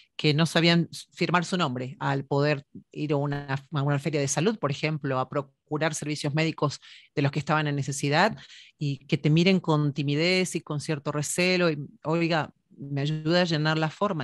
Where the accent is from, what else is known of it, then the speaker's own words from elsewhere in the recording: Buenos Aires, Argentina; also born or lived in Mexico; now in United States; nací en Buenos Aires, Argentina, en San